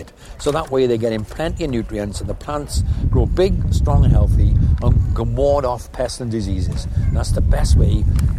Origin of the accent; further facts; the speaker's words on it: Welsh, Wales, United Kingdom; I'm Welsh.